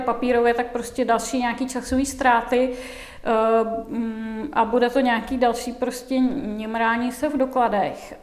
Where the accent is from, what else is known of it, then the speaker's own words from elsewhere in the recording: Czechia; někde na vesnici v jeho českém kraji, tak odkud pocházím